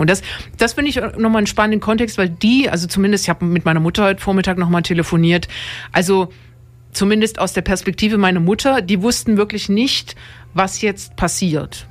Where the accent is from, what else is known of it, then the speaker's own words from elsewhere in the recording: Dresden, Saxony, Germany; ich komme aus Dresden